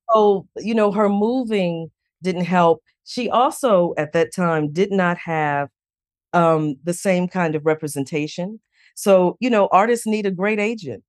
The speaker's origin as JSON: {"language": "English", "town": "Chicago", "region": "Illinois", "country": "United States", "tie": "born or raised there", "said": "growing up in Chicago on the South Side"}